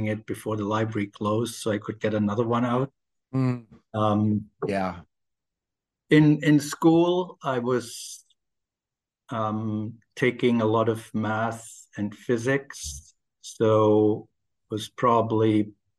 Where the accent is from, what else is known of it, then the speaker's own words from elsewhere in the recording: Ulm, Baden-Württemberg, Germany; accent: German; English is a second language; moved away as an adult; also born or lived in United States; now in London, United Kingdom; I'm from Germany. I grew up in a small town called Ulm in the south of Germany